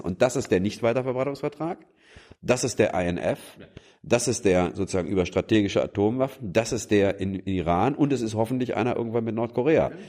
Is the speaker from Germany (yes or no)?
yes; Germany; wir als Deutsche